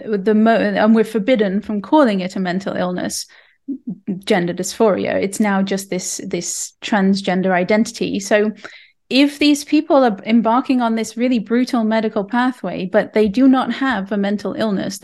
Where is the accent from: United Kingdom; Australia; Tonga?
United Kingdom; England; now in Canada; I'm from England